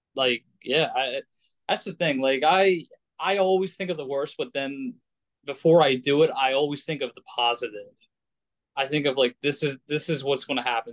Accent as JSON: {"language": "English", "country": "United States", "tie": "born or raised there", "said": "I grew up in America"}